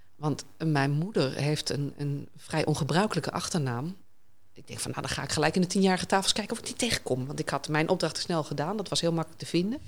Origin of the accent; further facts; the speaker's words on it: Hoogezand, Groningen, Netherlands; also born or lived in Sappemeer; ik ben geboren in Sappemeer, verhuisd naar Hoogzand.